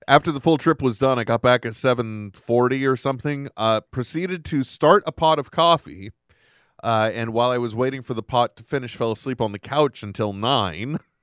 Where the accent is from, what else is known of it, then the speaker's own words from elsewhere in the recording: United States; an American citizen